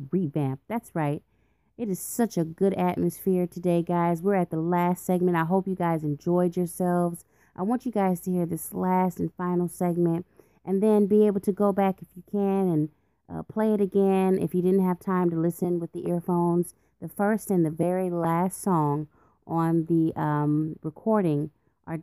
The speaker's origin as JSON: {"language": "English", "country": "United States"}